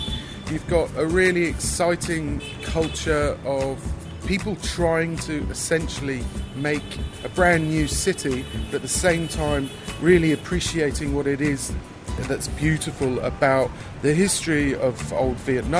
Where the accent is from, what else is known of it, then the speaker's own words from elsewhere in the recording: England, United Kingdom; born there; also born or lived in Sweden; I was born in England. My parents are New Zealanders.